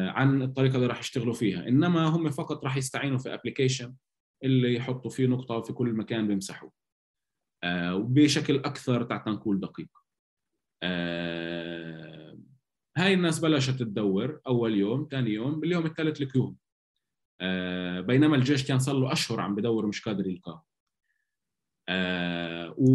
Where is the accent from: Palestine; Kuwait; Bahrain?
Palestine; يعني احنا دائما بنقول عن حالنا انه احنا شعب فلسطيني وبنتطوع وبنحب نتطوع